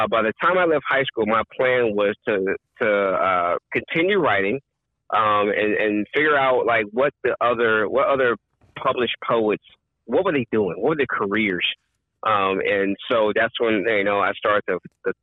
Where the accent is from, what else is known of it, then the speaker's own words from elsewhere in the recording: Long Beach, California, United States; also born or lived in San Diego; I grew up in Southern California, Long Beach. I went to elementary school and junior high in Long Beach and high school in San Diego